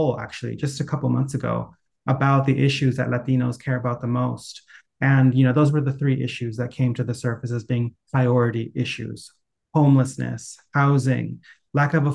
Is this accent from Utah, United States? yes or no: no; Anaheim, California, United States; I grew up in Anaheim